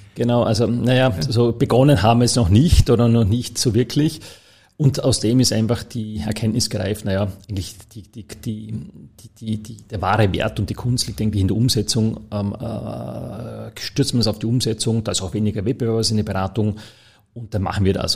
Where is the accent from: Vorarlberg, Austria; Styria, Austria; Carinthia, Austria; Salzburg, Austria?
Vorarlberg, Austria; Dornbirn; moved away as an adult; also born or lived in Toulouse, France / Berlin, Germany; now in Vienna, Austria; ich bin ja gebürtiger Vorarlberger